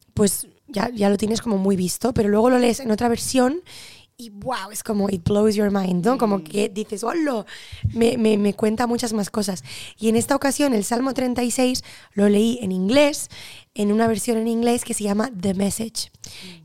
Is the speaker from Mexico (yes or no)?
no; Barcelona, Catalonia, Spain; nací en Barcelona